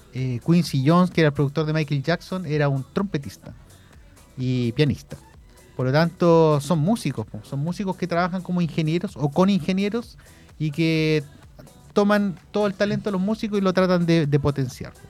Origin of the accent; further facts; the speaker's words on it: Concepción, Biobío, Chile; also born or lived in Santiago; yo que venía de Conce, me fui de Conce a Santiago